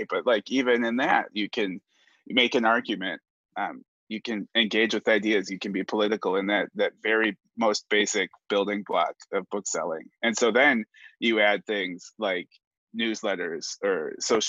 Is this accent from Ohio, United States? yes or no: yes; Cleveland, Ohio, United States; moved away as an adult; now in Kansas, United States; I grew up in Cleveland, Ohio